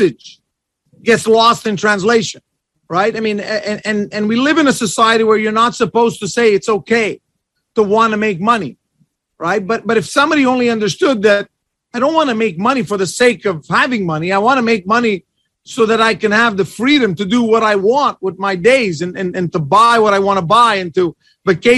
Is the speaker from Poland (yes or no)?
no; Canada; I'm from Canada.